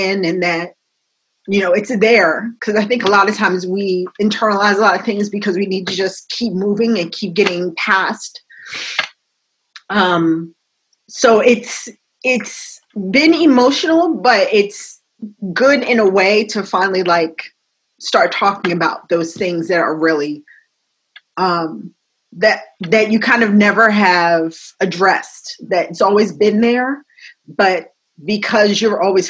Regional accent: New York, United States; now in New Jersey, United States; I'm from New York. I live in New Jersey

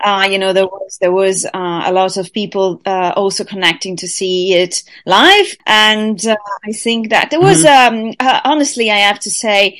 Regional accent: United Kingdom; That's part of being British, after all.

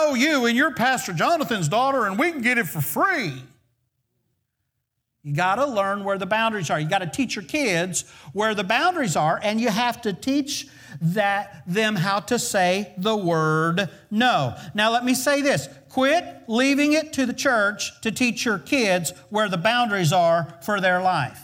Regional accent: the South, United States; we're kind of from the South

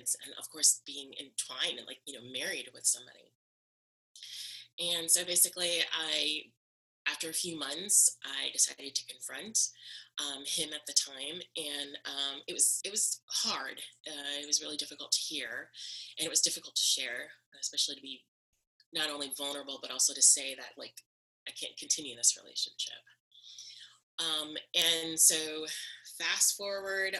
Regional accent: the South, United States; the military lifestyle on top of being a Southern person

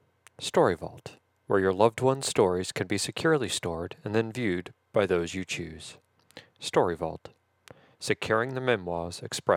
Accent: Algiers, Louisiana, United States; born there; I was born on February 27th, 1975, in the town of Algiers, Louisiana, which is just outside of New Orleans. So whenever anybody asks, I say New Orleans.

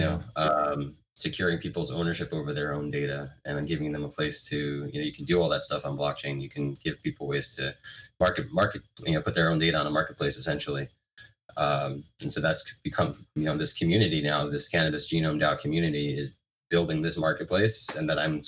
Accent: New York City, New York, United States; moved away as an adult; now in Santa Barbara, United States; I was from New York, you know, 15 years ago.

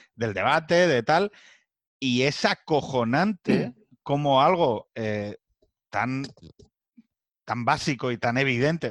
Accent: Asturias, Spain; que soy de Asturias

